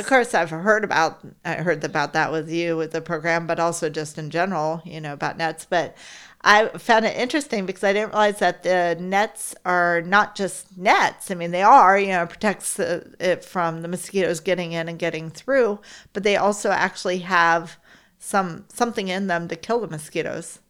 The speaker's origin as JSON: {"language": "English", "region": "Florida", "country": "United States", "tie": "born or raised there", "said": "growing up in Florida"}